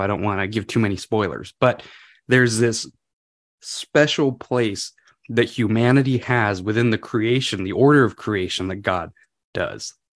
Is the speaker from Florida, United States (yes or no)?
no; California, United States; moved away as an adult; now in Washington, United States; I'm from California originally.